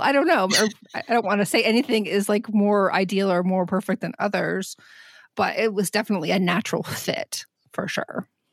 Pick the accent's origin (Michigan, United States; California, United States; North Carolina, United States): Michigan, United States; Southwest; moved away; growing up in Southwest Michigan